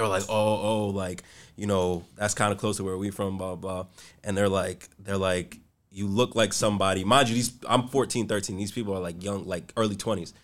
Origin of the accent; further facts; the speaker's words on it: New York City, New York, United States; I grew up in the South Bronx